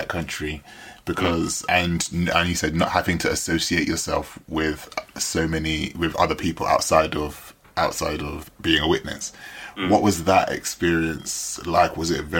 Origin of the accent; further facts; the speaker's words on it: West Midlands, United Kingdom; growing up in the Black Country, and I remember reading the book, and it must have been this really weird legacy of having to explain where you were from and explain what the Black Country was